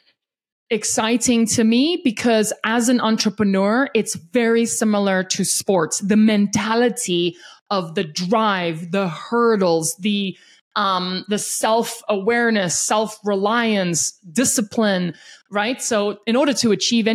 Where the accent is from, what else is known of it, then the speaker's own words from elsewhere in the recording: South Africa; now in Denver, United States; I was born and raised in South Africa